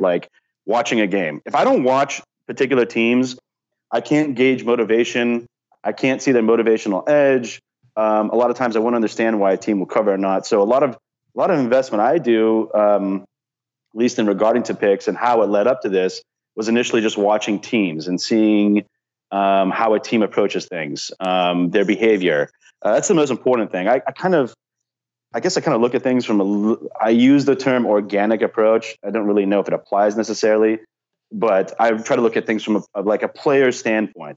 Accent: Southern California, United States; I'm from Southern California

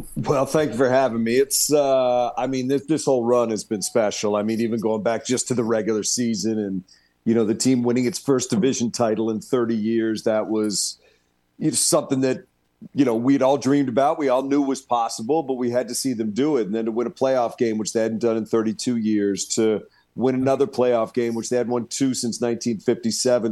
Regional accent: Washington, United States; moved away; I grew up and worked in Washington.

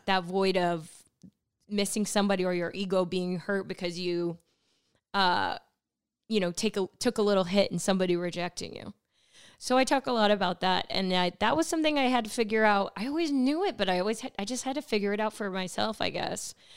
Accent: California, United States; I grew up in California

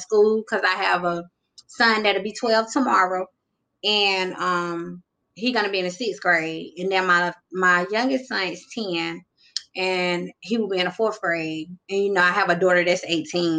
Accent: North Carolina, United States; also born or lived in Greenville, North Carolina; I'm from North Carolina. I reside in a little city called Greenville

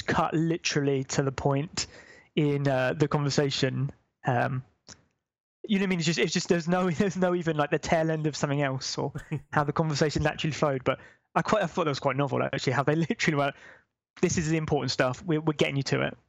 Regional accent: United Kingdom; we're British

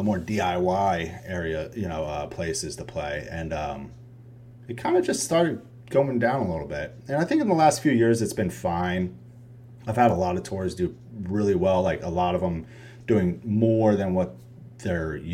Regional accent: Poughkeepsie, New York, United States; moved away as an adult; also born or lived in Dallas, Texas; now in Austin, United States; I grew up in Poughkeepsie, New York, which is not a big, like a known area

